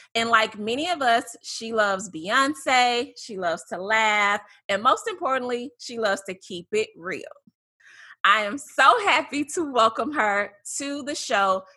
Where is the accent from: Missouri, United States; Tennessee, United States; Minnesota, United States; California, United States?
Tennessee, United States; Memphis; moved away; we're both from Memphis